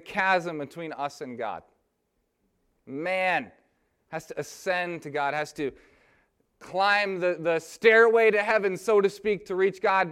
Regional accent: Lansing, Michigan, United States; I'm from I'm from Lansing, Michigan

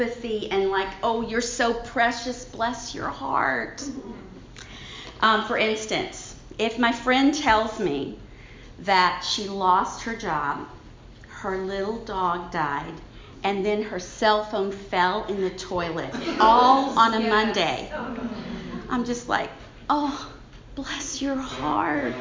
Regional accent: Baton Rouge, Louisiana, United States; accent: Southern; my strong accent and sweet smile, I'm a Southern Belle. I'm from Baton Rouge, Louisiana

